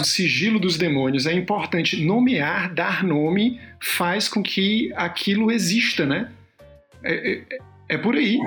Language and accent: Portuguese; Ceará, Brazil; moved away; Ceará, de onde eu vim